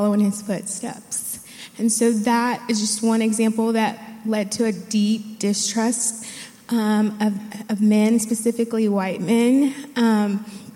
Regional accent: Dallas, Texas, United States; I grew up in the Dallas area.

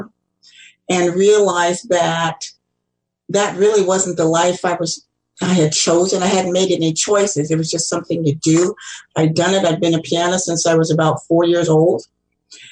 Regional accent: Kansas City, Missouri, United States; also born or lived in Ann Arbor, Michigan; I am a fourth-generation Kansas Cityan. I grew up in Kansas City.

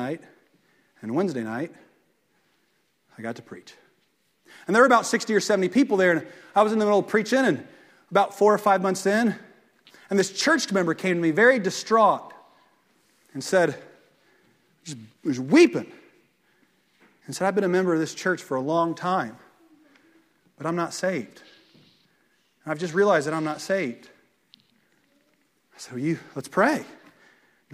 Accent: Fairland, United States; I grew up in Fairland

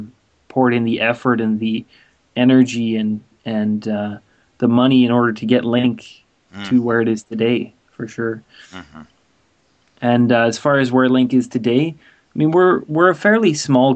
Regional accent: California, United States; moved away as an adult; now in Vancouver, Canada; was born in Vancouver, and I live now in Vancouver. I'm 22 years old, almost 23, so I'm quite young. Yeah. I went to middle school and high school in California, and after I graduated high school, I came back to Vancouver

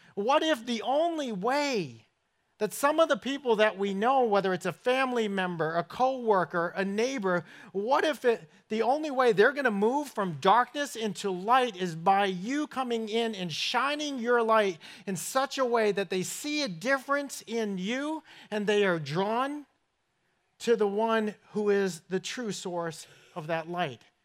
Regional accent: Somerset, Massachusetts, United States; accent: northern; moved away; I grew up in southern New England in a place called Somerset, Massachusetts

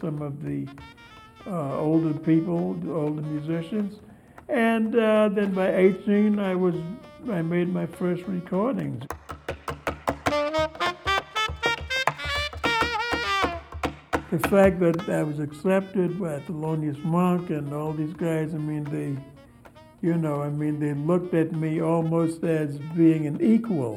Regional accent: New York City, New York, United States; I was born in Harlem in 1930, and it was a nice place

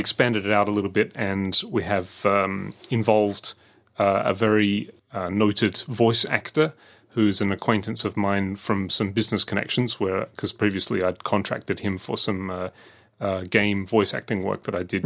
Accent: Adelaide, South Australia, Australia; also born or lived in London; when I was growing up in Adelaide

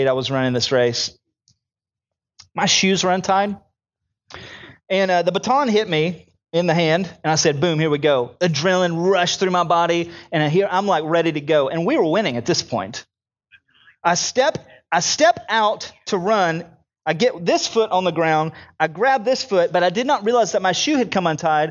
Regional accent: United States; I'm an American

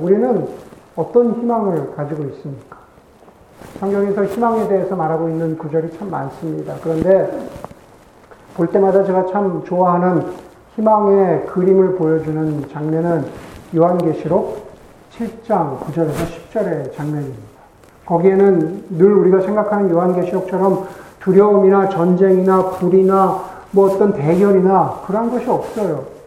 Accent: South Korea; 우리가 한국 사람으로서 그리스도적이죠.

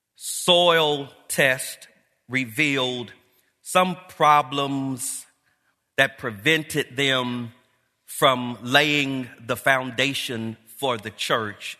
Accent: Los Angeles, California, United States; I grew up here in Los Angeles

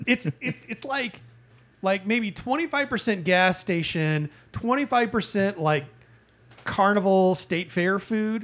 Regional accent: Indiana, United States; born or raised there; moved away

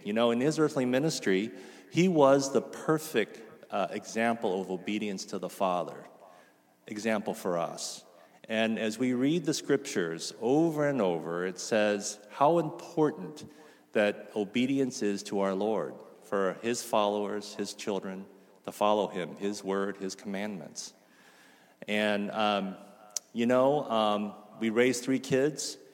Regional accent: Mission Viejo, California, United States; moved away as an adult; also born or lived in Lampang, Thailand; Mission Viejo, where I grew up

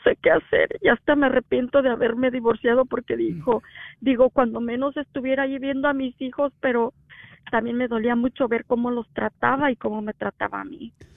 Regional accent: Mexico; now in United States; Yo soy de México.

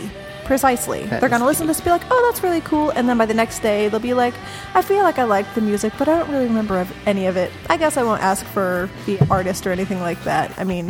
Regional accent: Portland, United States; Yay, pretentious music. I'm from Portland.

